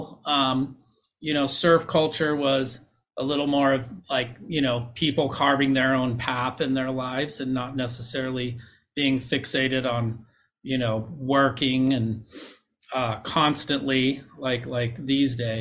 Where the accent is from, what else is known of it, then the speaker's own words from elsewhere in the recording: Huntington Beach, California, United States; I grew up in Huntington Beach.